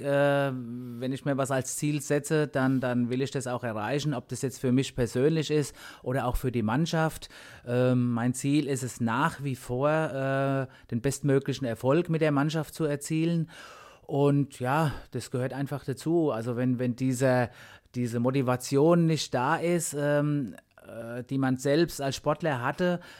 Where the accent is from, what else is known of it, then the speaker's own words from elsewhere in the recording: Germany; bei uns in Deutschland